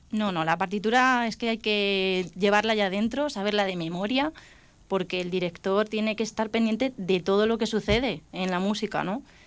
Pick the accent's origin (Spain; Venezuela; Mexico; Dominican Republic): Spain; Alcázar de San Juan, Castilla-La Mancha; la banda de mi pueblo, que yo soy de Alcázar de San Juan